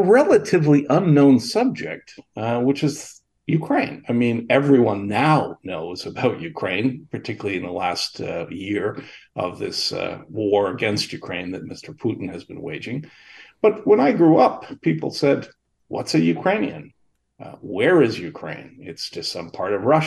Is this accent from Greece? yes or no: no; Kingston, Ontario, Canada; I was born here in Kingston, Ontario in 1953